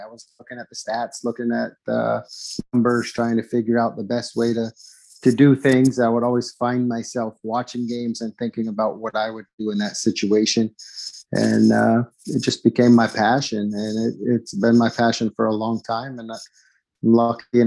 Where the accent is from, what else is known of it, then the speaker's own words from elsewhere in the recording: near Plattsburgh, New York, United States; also born or lived in Jacksonville, Illinois; it's 10 minutes from my hometown